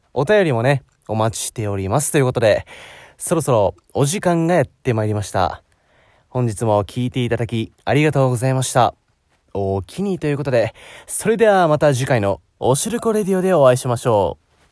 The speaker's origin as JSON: {"language": "Japanese", "region": "Osaka", "country": "Japan", "said": "大阪生まれ"}